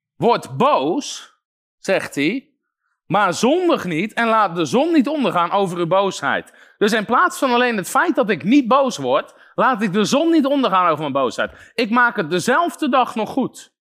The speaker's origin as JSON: {"language": "Dutch", "country": "Netherlands"}